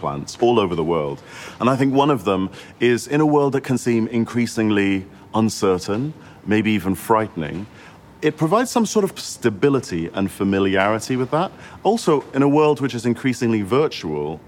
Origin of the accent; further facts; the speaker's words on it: Singapore; now in United Kingdom; I grew up in Singapore